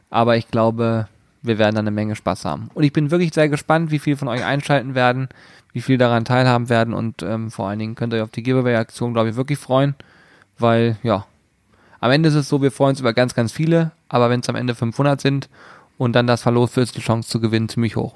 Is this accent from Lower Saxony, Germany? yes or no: yes; Hanover, Lower Saxony, Germany; die ähm, kommen aus Hannover und ich komme auch aus Hannover und ich finde das total witzig, was sie machen.